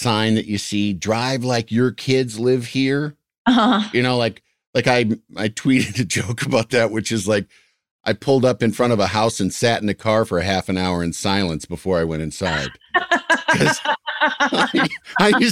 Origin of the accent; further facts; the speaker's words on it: Midwest, United States; I was from the Midwest